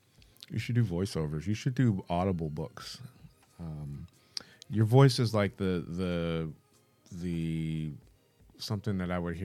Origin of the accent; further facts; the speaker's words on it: Michigan, United States; I'm from Michigan